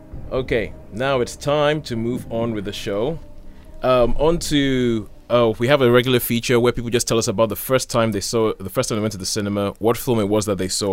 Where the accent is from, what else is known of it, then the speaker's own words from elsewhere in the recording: Nigeria; moved away; Growing up in Nigeria, we loved those shows